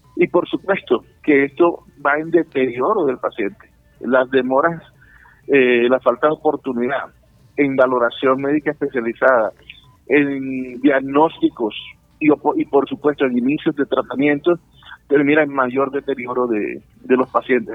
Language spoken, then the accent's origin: Spanish; Colombia; como colombianos